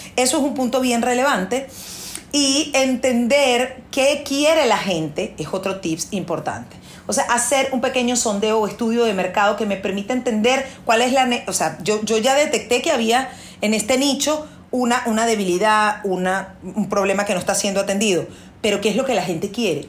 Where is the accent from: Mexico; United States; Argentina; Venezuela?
Venezuela; la crisis que hubo en mi país, porque yo soy venezolana